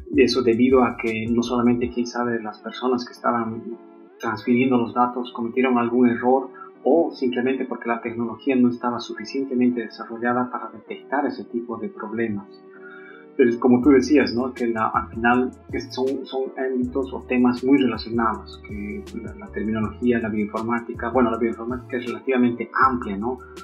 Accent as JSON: {"language": "Spanish", "country": "Bolivia", "moved": "yes", "said": "nosotros como bolivianos"}